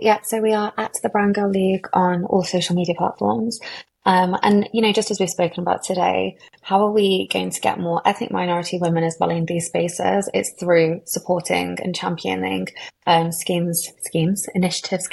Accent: Derby, East Midlands, United Kingdom; I'm from Derby

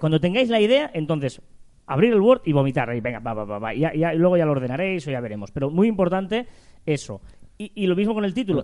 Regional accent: Catalonia, Spain; nosotros que somos catalanes tenemos la Día de San Jordi

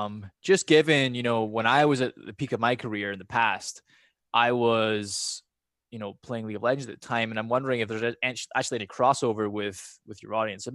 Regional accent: Scotland, United Kingdom; accent: half Scottish, more American now; My accent's like half Scottish, but more American now. But back in the day, when I was growing up in Scotland, I remember when I was like 6.

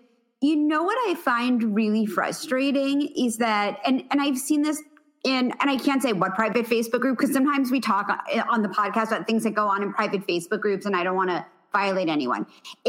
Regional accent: New York City, New York, United States; And my parents, this is the thing, like, look, I'm from the Upper East Side of Manhattan.

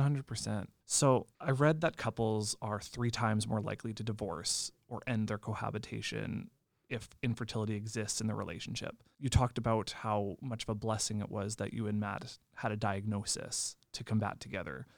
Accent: Lemberg, Saskatchewan, Canada; Lemberg, which also happens to be my hometown

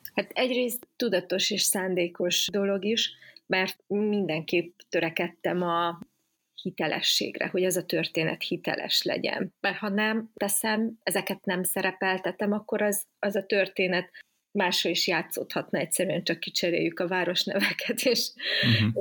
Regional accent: Szeged, Csongrád-Csanád, Hungary; igaziból szegedi lány vagyok

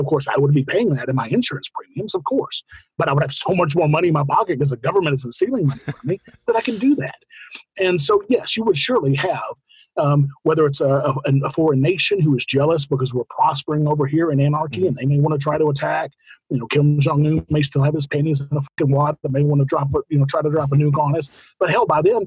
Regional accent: United States; I am an American

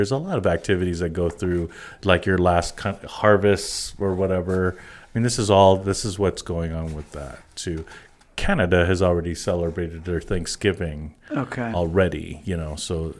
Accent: East Coast, United States; I remember as a kid growing up in the East Coast, and we'd call it autumn.

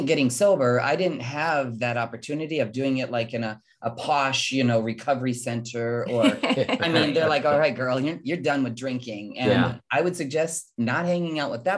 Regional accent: Midwest, United States; my life of growing up in the Midwest

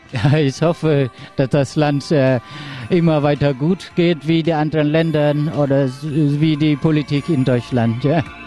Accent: Cambodia; German is a second language; Ich bin am äh, August 1967 geboren in Ankopach

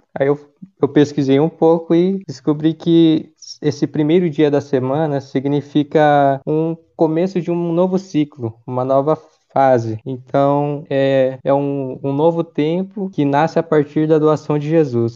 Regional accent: Nova Bilac, Paraná, Brazil; moved away as an adult; now in Cornélio Procópio, Brazil; eu estou fazendo faculdade em Cornélio, mas eu sou de Nova Bilac, no Paraná

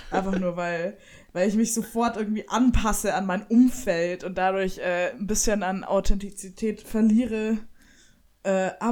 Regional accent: Bavaria, Germany; born there; Ich bin geboren in der Oberpfalz und habe fränkische Freunde

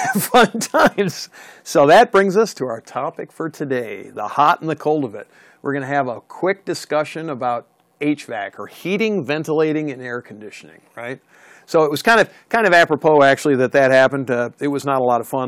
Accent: the East, United States; Being from the East and li- growing up in the East

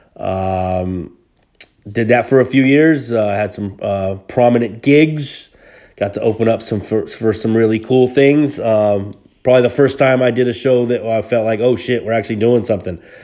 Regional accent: Hayward, California, United States; Hayward, California, which is my hometown

